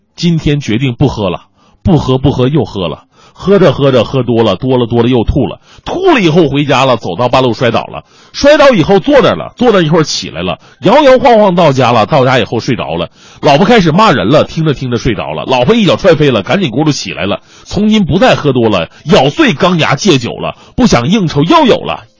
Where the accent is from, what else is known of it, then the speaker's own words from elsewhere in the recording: Northeast China, China; 我们东北那边大多都是丫头筷子